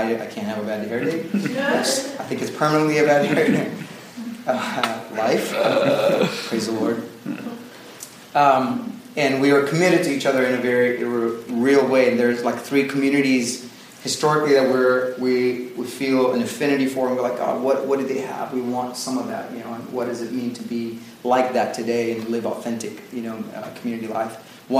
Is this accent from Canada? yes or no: no; Dubai, United Arab Emirates; I grew up in Dubai, so that area is like really close to our hearts.